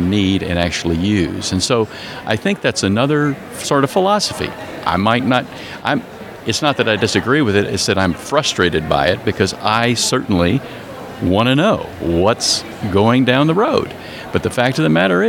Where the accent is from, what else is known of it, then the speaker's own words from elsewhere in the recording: Texas, United States; I grew up in Texas